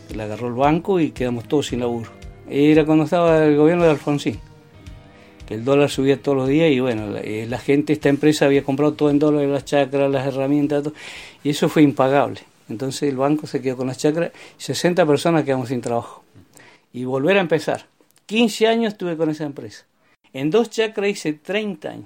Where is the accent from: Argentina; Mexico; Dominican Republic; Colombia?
Argentina; Vista Alegre Sur, Neuquén; also born or lived in Barranca del Palo / Aucamahuida / Chañar / Centenario; yo me nací en Barranca del Palo el 1 de abril de 1947. Después estuvimos en Aucamahuida, después este, los vinimos al Chañar. En eso mis viejos, para que pudieran ir a la escuela, se trasladaron a Vista Alegre Sur.